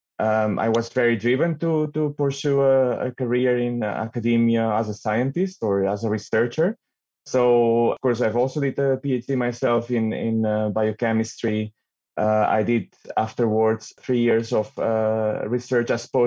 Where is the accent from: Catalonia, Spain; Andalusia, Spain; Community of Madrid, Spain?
Catalonia, Spain; Barcelona; moved away as an adult; now in Netherlands; I come from Barcelona originally, but I live in the Netherlands since 2008